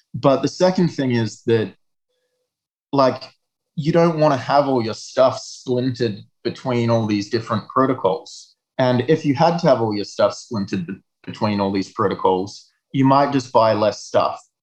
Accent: south of Perth, a small town in Western Australia, Australia; now in Montreal, Canada; I grew up in a small town in Western Australia, south of Perth

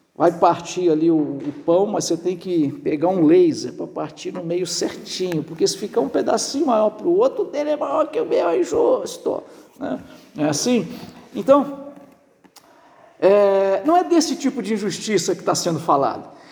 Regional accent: Barbacena, Minas Gerais, Brazil; moved away; quando era criança pequena lá em Barbacena

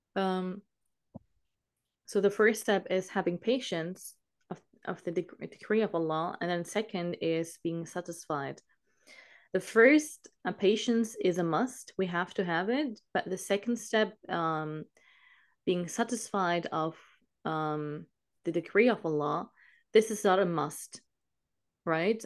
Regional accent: Germany; I'm from Germany

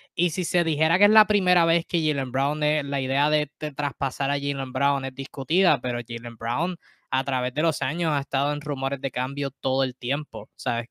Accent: Puerto Rico; yo soy de Puerto Rico y estoy en Puerto Rico

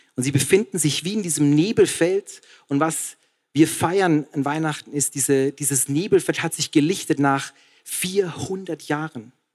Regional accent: Passau, Bavaria, Germany; ich war in Passau in meiner Heimat

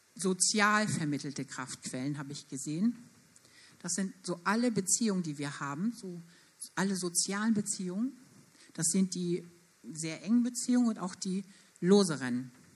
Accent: Germany; Wir als Deutsche

